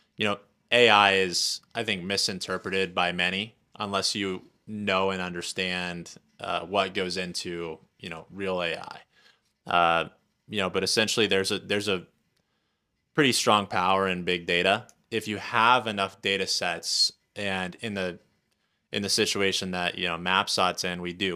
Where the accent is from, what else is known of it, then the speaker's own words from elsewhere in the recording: Indiana, United States; moved away as an adult; also born or lived in Lafayette, Indiana / South Florida; now in Wyoming, United States; I grew up in Indiana in a super small town, about 5,000 people uh, in the farmland uh, across the street from some cornfields